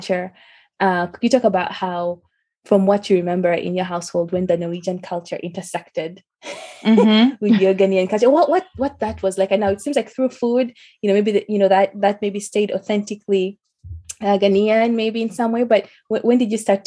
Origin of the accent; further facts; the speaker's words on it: Uganda; when I was growing up, so I'm from Uganda